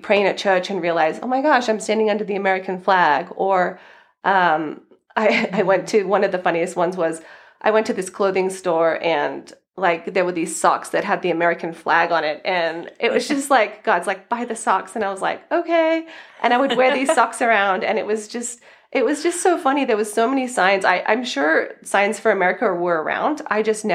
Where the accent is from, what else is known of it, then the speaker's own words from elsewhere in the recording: Australia; moved away as an adult; also born or lived in California; now in United States; as you might hear from my accent, I'm originally from Australia